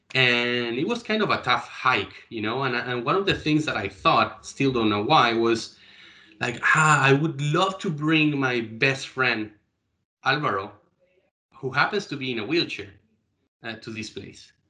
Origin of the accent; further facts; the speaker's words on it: Chile; Chile, my hometown.